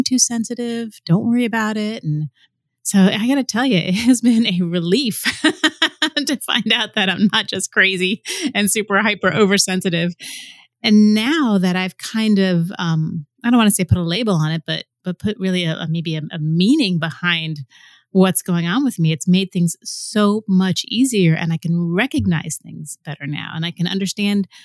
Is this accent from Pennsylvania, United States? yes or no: no; Florida, United States; moved away; I'm originally from Florida